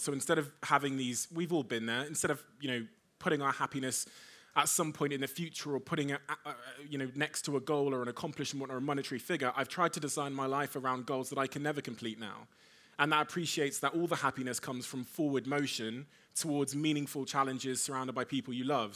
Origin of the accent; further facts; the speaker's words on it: Devon, South West England, United Kingdom; also born or lived in Africa / Cornwall; I was born in Africa. I moved to the U K when I was a baby. I moved to Devon in Cornwall.